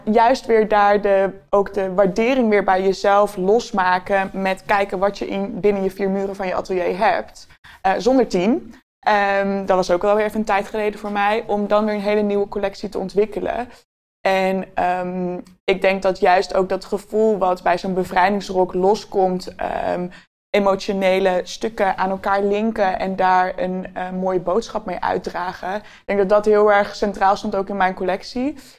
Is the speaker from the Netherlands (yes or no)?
yes; Utrecht, Netherlands; ik ben een eh, geboren Utrechter